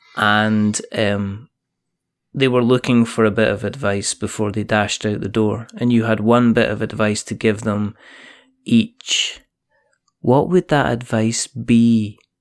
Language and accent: English; Scotland, United Kingdom; I I'm Scottish.